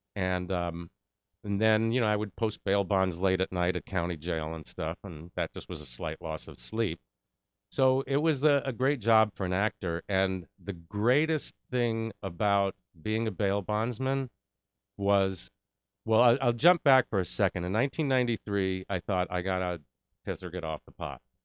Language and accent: English; New York, United States; moved away; I'm from New York